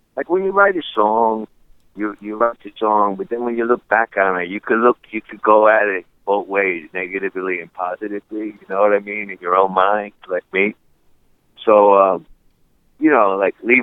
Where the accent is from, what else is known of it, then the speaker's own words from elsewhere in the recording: New York City, New York, United States; I was born and raised in one of the five boroughs of New York City. You know, I'm a New Yorker